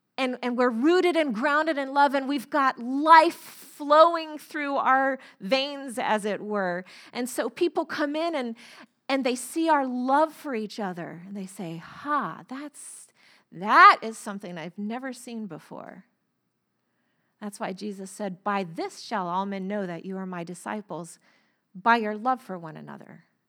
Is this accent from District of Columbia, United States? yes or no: no; Florida, United States; moved away; I grew up in Florida